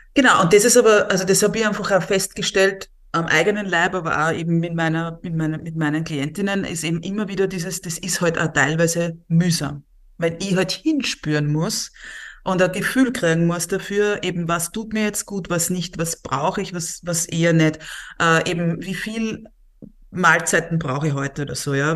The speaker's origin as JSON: {"language": "German", "country": "Austria", "said": "Bei uns in Österreich"}